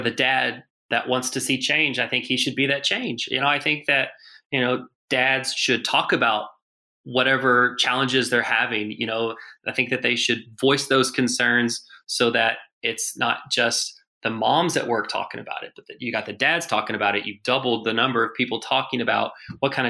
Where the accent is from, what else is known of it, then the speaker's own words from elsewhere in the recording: Arkansas, United States; I grew up in Arkansas